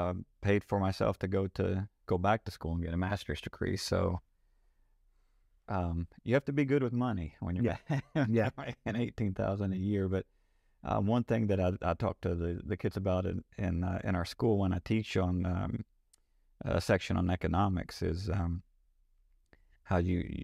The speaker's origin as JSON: {"language": "English", "region": "Kentucky", "country": "United States", "tie": "born or raised there", "said": "I grew up in Kentucky. Didn't have a lot growing up, so kind of muddled our way through."}